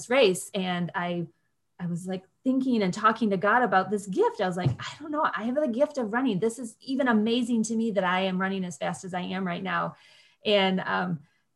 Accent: Grand Rapids, Michigan, United States; I'm from Grand Rapids.

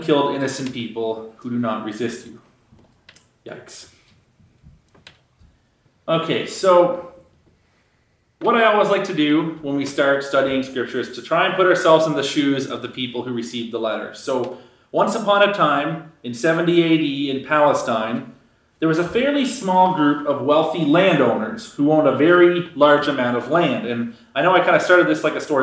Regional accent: Canada

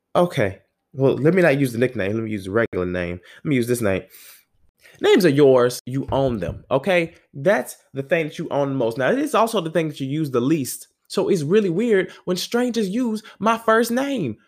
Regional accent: the South, United States; I'm from the South

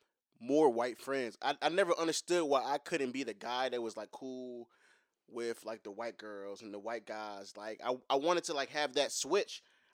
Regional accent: Chesterfield, Virginia, United States; I grew up in Chesterfield, but I can't necessarily say that I grew up around white people. Like, my family just wasn't like that. Like, my neighborhood I lived in, like, the back cul-de-sac was all black people.

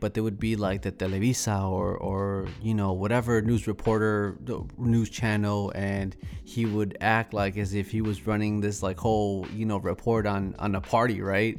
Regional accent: Celaya, Guanajuato, Mexico; now in Chicago, United States; I'm from Celaya, Guanajuato, so shout out to all my people from Guanajuato

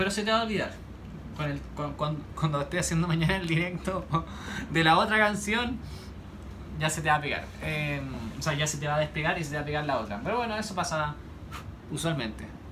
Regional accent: Chile; yo soy chileno, como las subalpillas, como la empanada

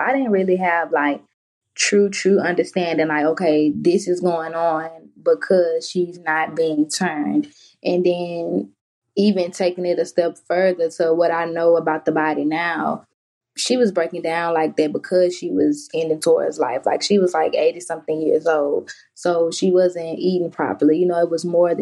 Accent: Baton Rouge, Louisiana, United States; I'm from Baton Rouge, Louisiana, born and raised

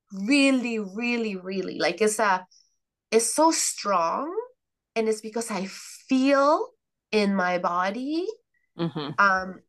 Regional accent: Mexico; moved away; I come from Mexico

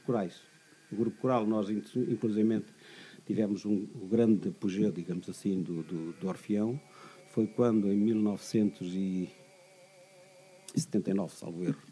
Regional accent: Santa Eufémia, Guarda, Portugal; born or raised there; moved away

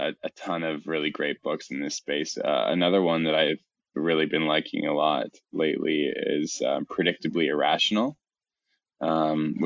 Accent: Canada; I'm Canadian

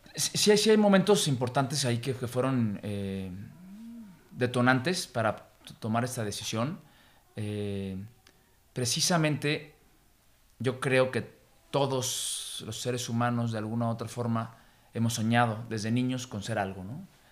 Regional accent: Mexico; nuestra cultura, de nuestra historia y de nuestra idiosincrasia ya como mexicanos

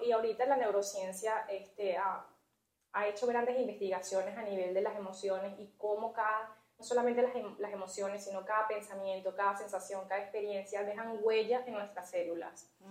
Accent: Venezuela; moved away as an adult; now in Canada; pude ejercer la enfermería por más de una década en mi país, en Venezuela.

